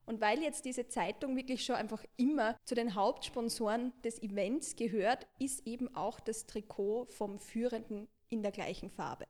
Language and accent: German; Marche, Italy; now in Vienna, Austria; meine Heimatregion, also die Region Marken